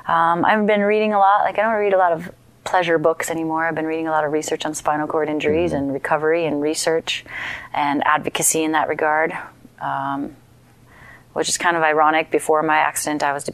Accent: Minnesota, United States; now in Estes Park, United States; I grew up in Minnesota

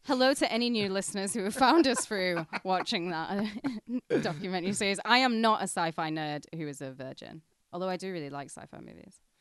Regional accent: Penrith, North West England, United Kingdom; moved away; we're, we're going for a day out in my hometown

